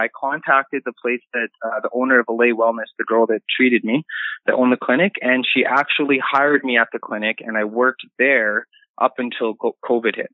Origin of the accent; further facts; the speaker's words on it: Regina, Saskatchewan, Canada; I'm from Regina, Saskatchewan